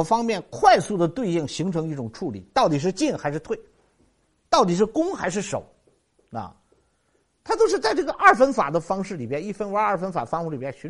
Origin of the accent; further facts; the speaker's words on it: China; 我们中国人的思维方式非常的这个有智慧